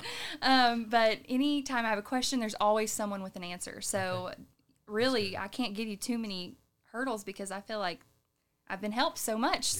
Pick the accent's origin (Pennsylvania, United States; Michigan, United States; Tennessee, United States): Tennessee, United States; Sevier County; Well, I was born and raised in Sevier County, actually. Yep, I went to Sevier County High School. It's my alma mater.